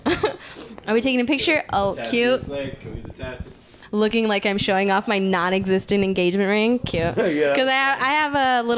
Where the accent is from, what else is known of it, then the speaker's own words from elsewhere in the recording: Riverside, California, United States; also born or lived in Los Angeles (between Ladera and Culver City); now in Los Angeles, United States; I'm from Riverside, but I live out here in the jungle between.